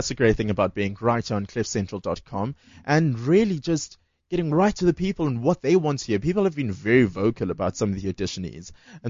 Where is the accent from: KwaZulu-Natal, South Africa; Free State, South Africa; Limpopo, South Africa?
KwaZulu-Natal, South Africa; Durban; I grew up in Westville.